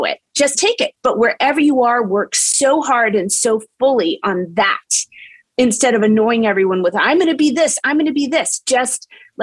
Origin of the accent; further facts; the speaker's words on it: Charleston, West Virginia, United States; moved away; I was born in Charleston